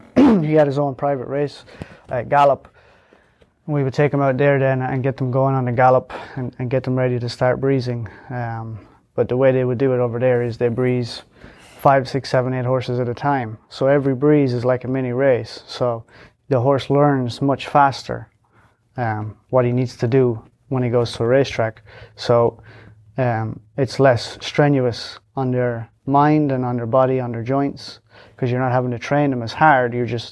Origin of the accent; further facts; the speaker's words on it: Leinster, Ireland; County Longford in Ireland.